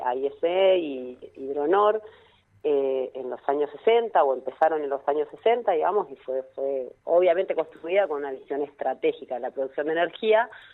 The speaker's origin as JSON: {"language": "Spanish", "region": "Neuquén", "country": "Argentina", "said": "yo soy requete contra Neuquina, soy recontra la más neuquina de todas"}